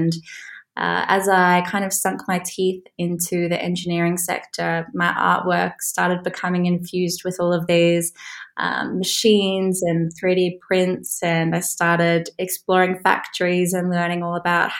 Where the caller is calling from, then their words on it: Warwick, West Midlands, United Kingdom; I'm joining from Warwick in England, which is near Birmingham, a couple hours from London.